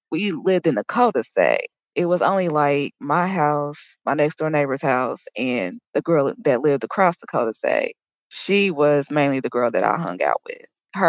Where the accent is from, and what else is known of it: Texas, United States; born or raised there; also born or lived in Indianapolis / Colorado